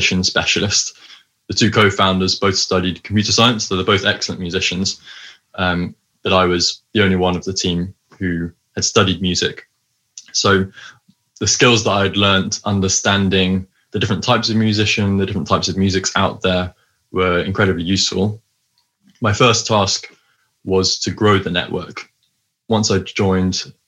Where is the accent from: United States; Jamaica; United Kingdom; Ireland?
United Kingdom; High Wycombe, South East England; moved away as an adult; also born or lived in Cambridge; now in London, United Kingdom; I grew up in High Wycombe, but I now live in London.